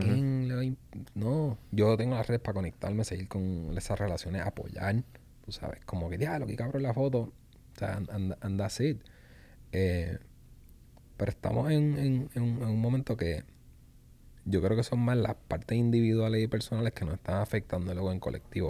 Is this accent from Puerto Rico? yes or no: yes; Puerto Rico; como puertorriqueños, los puertorriqueños